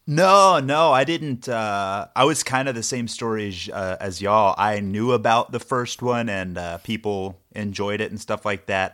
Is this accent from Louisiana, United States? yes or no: no; Texas, United States; accent: Texas; I'm from Texas